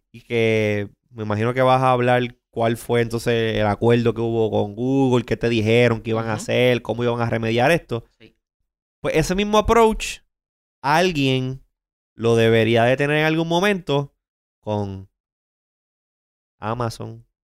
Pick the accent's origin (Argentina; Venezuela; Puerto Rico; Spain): Puerto Rico; Somos americanos, pero a diferencia del resto de Estados Unidos. Aquí se habla español.